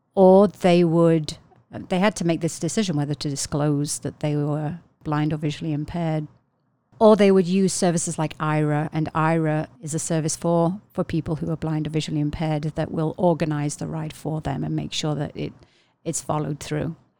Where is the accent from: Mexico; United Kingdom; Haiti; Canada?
United Kingdom; England; moved away; I'm from England originally